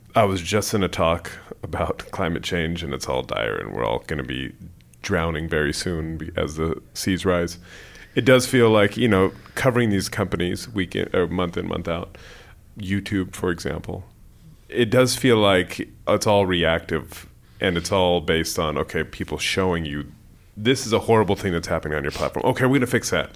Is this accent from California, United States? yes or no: yes; San Jose, California, United States; moved away as an adult; also born or lived in United Kingdom; I'm from the Bay Area. I grew up in San Jose, but I've lived in the U K for